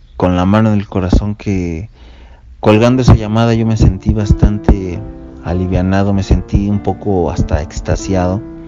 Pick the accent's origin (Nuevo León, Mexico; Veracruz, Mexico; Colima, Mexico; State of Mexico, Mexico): State of Mexico, Mexico; soy del Estado de México